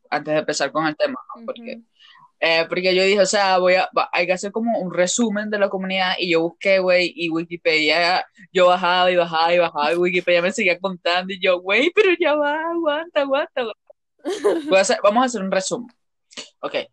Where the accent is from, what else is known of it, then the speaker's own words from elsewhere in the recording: Venezuela; accent: mixed accent of many countries; yo soy venezolana, me conocen. Eh, la pendeja es mexicana, pero igualito yo tengo como un acento mezclado de, muchos países.